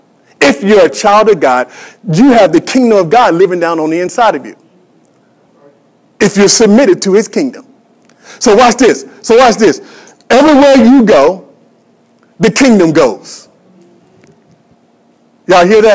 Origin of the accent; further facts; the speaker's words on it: United States; I'm an American